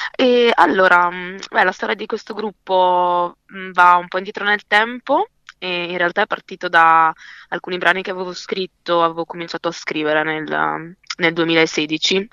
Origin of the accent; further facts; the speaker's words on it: Verona, Veneto, Italy; io sono nata e cresciuta a Verona